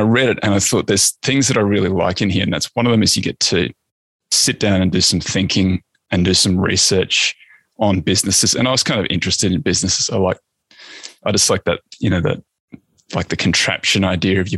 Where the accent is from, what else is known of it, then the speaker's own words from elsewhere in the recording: Australia; I'm Australian